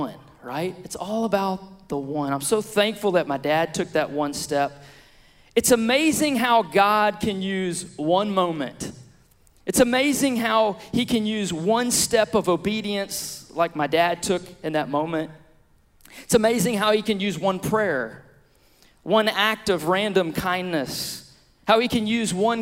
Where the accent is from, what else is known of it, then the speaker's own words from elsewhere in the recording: Beaumont, Texas, United States; also born or lived in Billings, Montana / Lafayette, Louisiana; we were back in Beaumont in my hometown, back at my home church